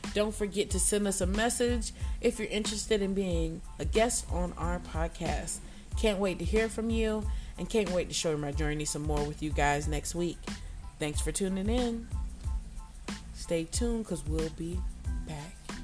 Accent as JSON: {"language": "English", "region": "the South", "country": "United States", "tie": "born or raised there", "said": "I grew up in the South"}